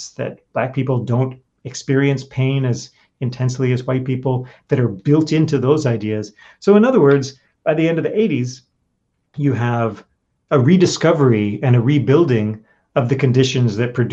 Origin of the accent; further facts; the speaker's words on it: New York, United States; my home state, New York